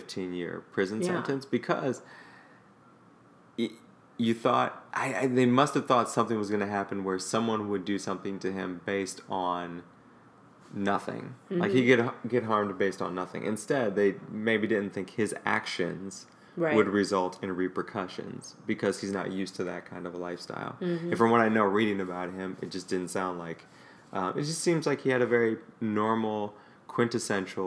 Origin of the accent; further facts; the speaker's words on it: United States; your privilege as an American